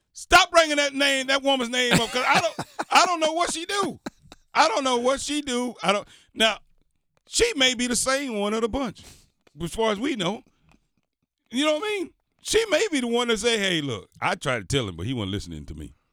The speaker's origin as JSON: {"language": "English", "region": "the South", "country": "United States", "tie": "born or raised there", "moved": "yes", "said": "I grew up in the South"}